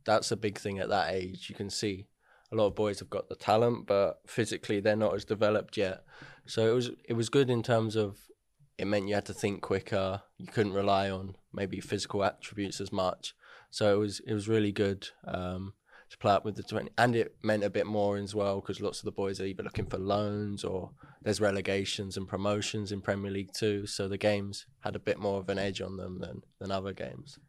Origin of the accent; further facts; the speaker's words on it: Hertford, East of England, United Kingdom; also born or lived in Welwyn Garden City; I was born in Welling, grew up in, like, Hartford sort of area.